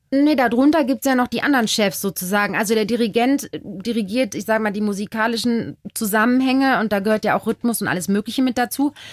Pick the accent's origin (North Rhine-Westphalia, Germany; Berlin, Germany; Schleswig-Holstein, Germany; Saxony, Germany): North Rhine-Westphalia, Germany; Duisburg; moved away as an adult; now in Bavaria, Germany; wo kommst denn du her? Dann sage ich aus Duisburg